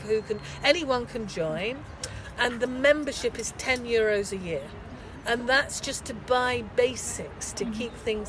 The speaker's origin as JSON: {"language": "English", "region": "England", "country": "United Kingdom", "moved": "as an adult", "lives_now": "Vienna, Austria", "said": "I come from England"}